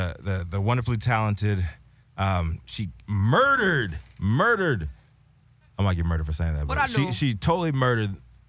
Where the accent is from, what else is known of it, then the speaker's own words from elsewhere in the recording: Central Virginia, United States; I'm not from Northern Virginia. I'm from Central motherfucking Virginia.